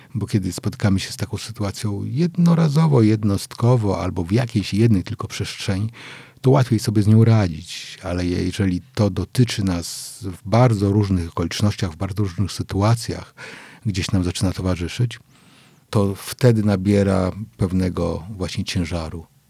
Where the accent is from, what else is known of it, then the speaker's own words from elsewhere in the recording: Wrocław, Lower Silesian Voivodeship, Poland; jestem mm, z Wrocławia, bo ja we Wrocławiu się urodziłem